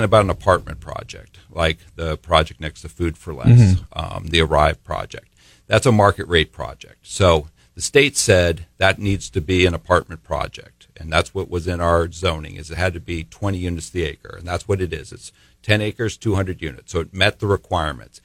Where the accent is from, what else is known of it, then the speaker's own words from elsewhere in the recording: Orange County, California, United States; now in Paso Robles, United States; I grew up in Orange County